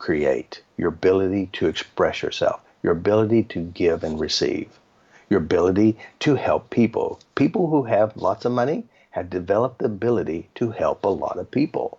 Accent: United States; I'm from America

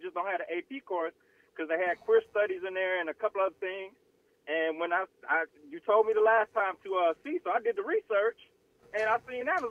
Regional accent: Florida, United States; because I'm from Florida

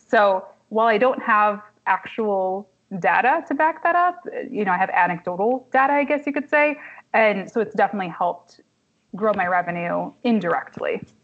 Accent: Kalamazoo, Michigan, United States; also born or lived in Marquette, Michigan / Washington, District of Columbia, United States; now in Detroit, United States; Kalamazoo, my hometown

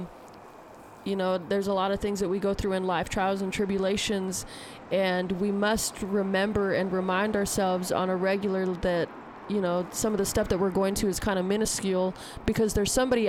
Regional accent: Arizona, United States; now in Salt Lake City, United States; I'm based out of Salt Lake City, but I'm from Arizona

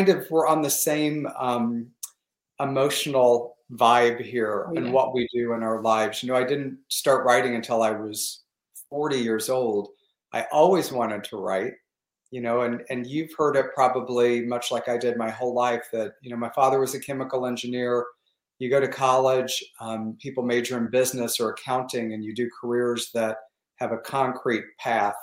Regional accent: Missouri Ozarks, United States; also born or lived in Michigan; now in Palm Springs, United States; I grew up in the Missouri Ozarks.

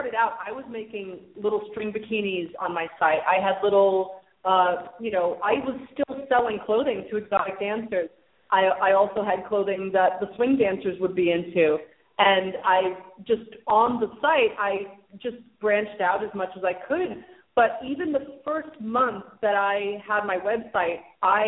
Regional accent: New York, United States; moved away as an adult; I was born in New York, and I lived there until I was 23.

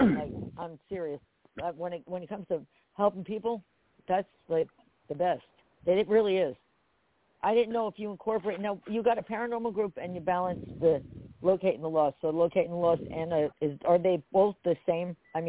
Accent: Perth Amboy, New Jersey, United States; accent: Jersey girl with some Pennsylvania influence; moved away; also born or lived in Pennsylvania; Originally Perth Amboy, New Jersey

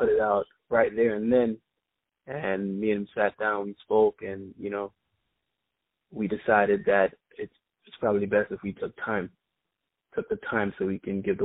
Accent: New York City, New York, United States; also born or lived in Kingston, Jamaica; I was born in Kingston, Jamaica, but I was raised in Queens, New York

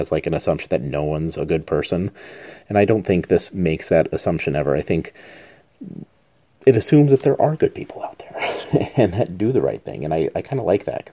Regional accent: Albuquerque, New Mexico, United States; moved away; my hometown of Albuquerque

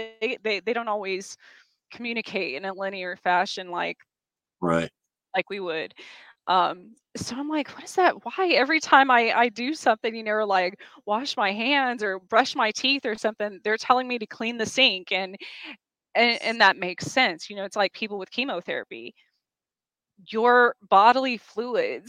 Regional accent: Roswell, New Mexico, United States; I was born outside of Roswell

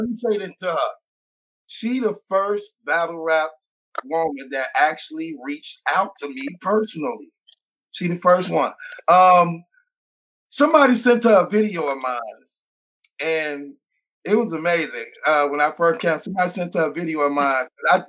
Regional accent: Chicago, Illinois, United States; I'm from Chicago.

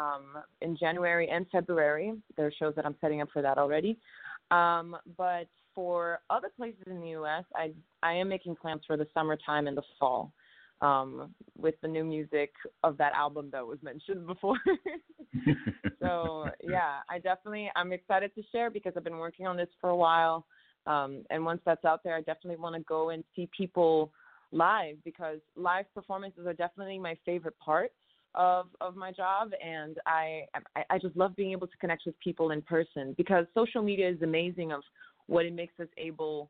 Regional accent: Rio de Janeiro, Brazil; now in United States; growing up in Brazil, like, my family made sure that we heard music that was very diverse

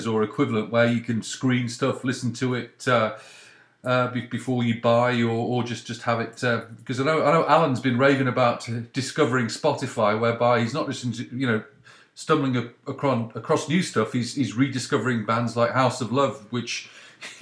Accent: United Kingdom; now in Canada; growing up in Britain

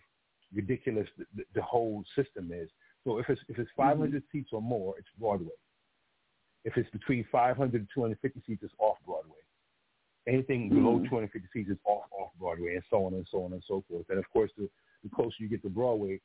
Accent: Antigua & Barbuda; accent: patois; first language Antiguan Creole; moved away; I'm from Antigua

